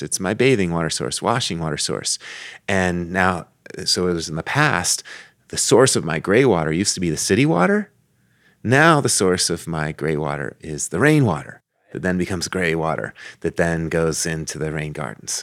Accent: Tucson, Arizona, United States; I grew up in Tucson

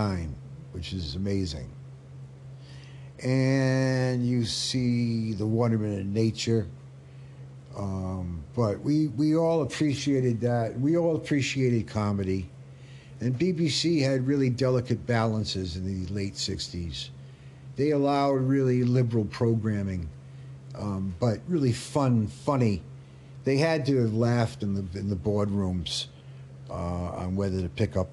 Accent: Rhode Island, United States; moved away; I was from Rhode Island and we said Oregon

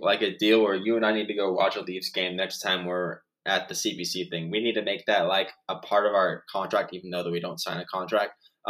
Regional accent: Phoenix, Arizona, United States; Growing up in Phoenix, Arizona

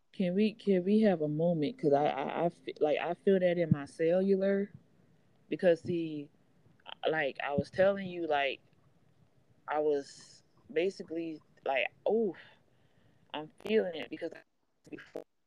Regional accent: Charleston, South Carolina, United States; I hail from Charleston, South Carolina. I'm a proud Gullah Geechee woman

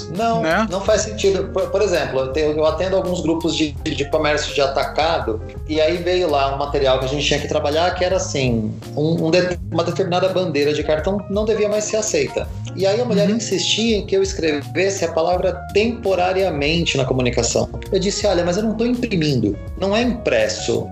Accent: São Paulo, Brazil; Eu sou de São Paulo

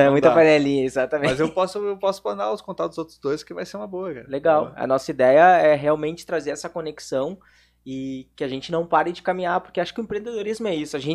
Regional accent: São Paulo, Brazil; Sou paulista, então

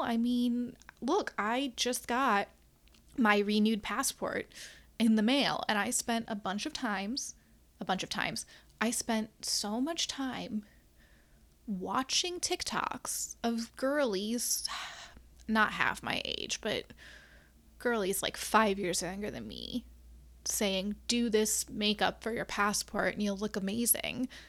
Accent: Midwest, United States; now in Chicago, United States; as a Midwesterner, a born and bred middle of the country gal

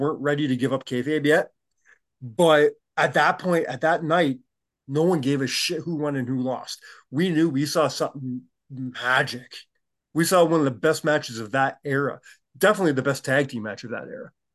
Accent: Canada

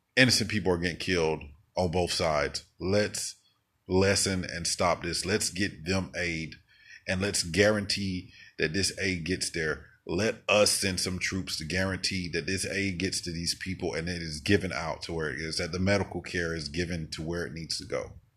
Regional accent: United States; as an American

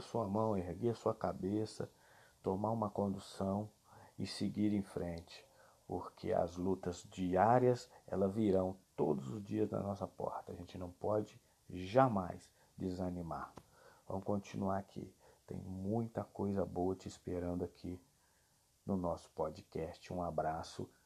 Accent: Brazil; nosso Brasil

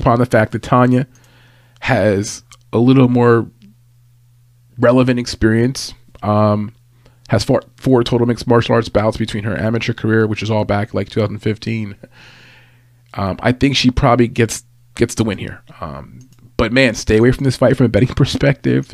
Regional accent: New York City, New York, United States; I'm more from New York City

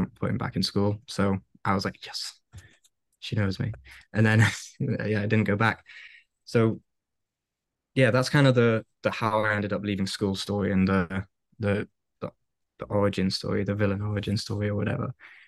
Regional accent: Wales, United Kingdom; moved away; I don't even speak Welsh. I'm Welsh

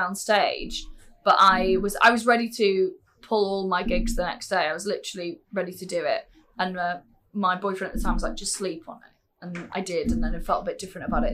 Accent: Anglesey, North Wales, United Kingdom; also born or lived in England; I was born in England, but I was only there for eight months when my parents moved to North Wales, the island at the top, Anglesey

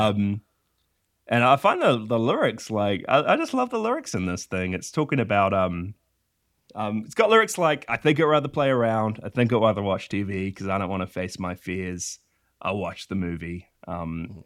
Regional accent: Whangarei, Northland, New Zealand; I live in a little country called New Zealand, um, in a tiny little town called Whangarei and I've I've been here my whole life

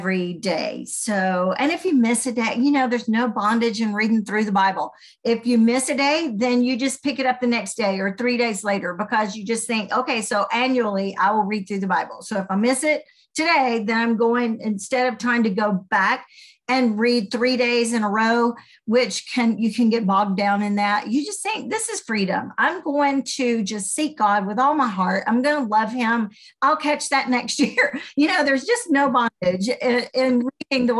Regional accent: Birmingham, Alabama, United States; accent: Southern; you can tell I might have a Southern accent. I'm from Alabama, was raised in Birmingham

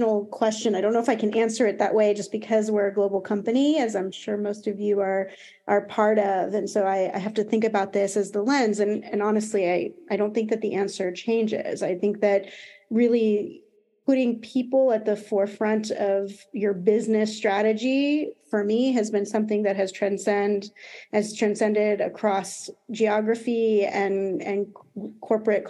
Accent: United States; accent: American; now in Paris, France; As you can probably hear from my accent, I'm American. I do live in Paris

